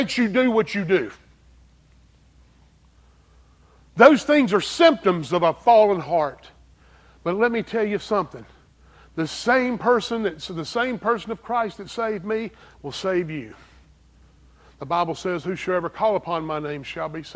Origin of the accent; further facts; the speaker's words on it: Greer, South Carolina, United States; accent: strong southern accent; also born or lived in Pennsylvania; I'm from Greer, South Carolina